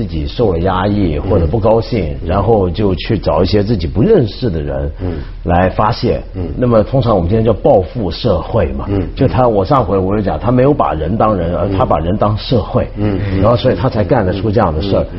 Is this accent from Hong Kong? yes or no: yes; Hong Kong; 对，因为这一点，你刚才说，就我们香港人啊，